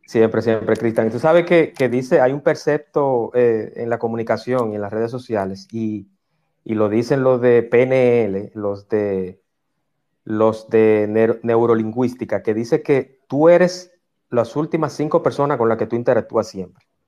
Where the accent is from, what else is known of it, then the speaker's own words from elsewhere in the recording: Dominican Republic; yo como dominicano